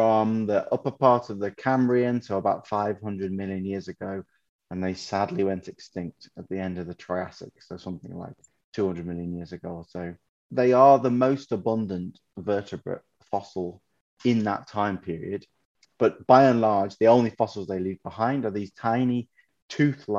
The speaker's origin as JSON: {"language": "English", "area": "Black Country", "region": "West Midlands", "country": "United Kingdom", "accent": "Black Country", "moved": "yes", "lives_now": "Oxford, United Kingdom", "said": "you may detect from my accent that I'm from the West Midlands, more specifically the Black Country"}